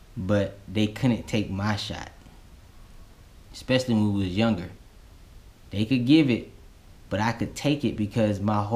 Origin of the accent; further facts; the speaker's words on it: Florida, United States; growing up in Florida, you had to be tough.